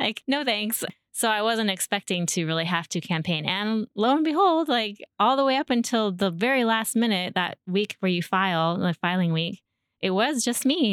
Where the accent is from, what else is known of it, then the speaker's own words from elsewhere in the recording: Shoreline, Washington, United States; also born or lived in Edmonds, Washington; now in Snohomish, United States; I grew up in the Seattle area and, uh, mostly, well, I was raised as a child in Shoreline